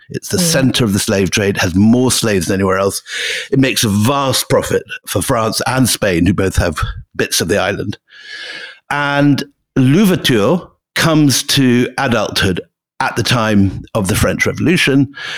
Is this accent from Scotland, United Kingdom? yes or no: yes; Scotland, United Kingdom; moved away; I am sitting in my the house I grew up in in Scotland